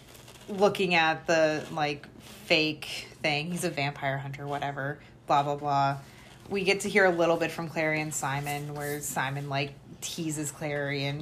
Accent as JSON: {"language": "English", "town": "Akron", "region": "Ohio", "country": "United States"}